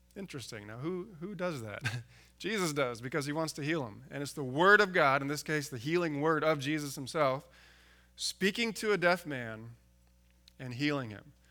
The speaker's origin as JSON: {"language": "English", "town": "San Diego", "region": "California", "country": "United States", "tie": "born or raised there", "moved": "yes", "lives_now": "Alaska, United States", "said": "I grew up in San Diego"}